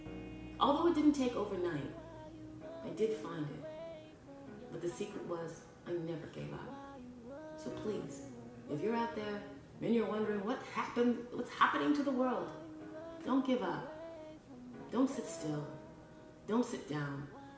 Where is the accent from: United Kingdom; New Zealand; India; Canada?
Canada; Scarborough, Ontario; born there; My mom told me I was born in Scarborough, Ontario, Canada, just like every other day, but it wasn't true. I was conceived in Jamaica, and then I was born in Canada.